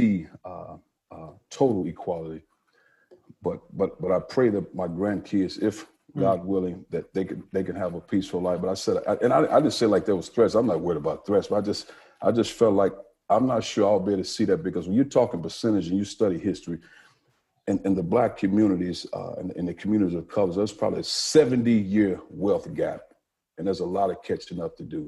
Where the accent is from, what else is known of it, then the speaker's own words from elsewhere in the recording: East St. Louis, Illinois, United States; I grew up in East St. Louis, Illinois